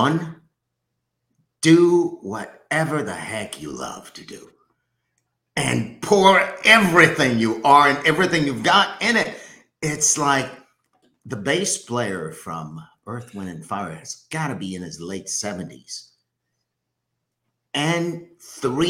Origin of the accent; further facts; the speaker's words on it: Haiti; So I'm from Haiti.